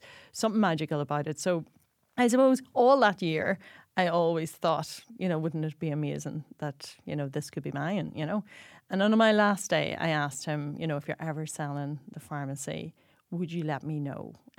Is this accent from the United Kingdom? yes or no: yes; Northern Ireland, United Kingdom; moved away as an adult; now in Dublin, Ireland; So I hail from County Tyrone, from the hills of the Spearn Mountains, and I came to Dublin to study pharmacy.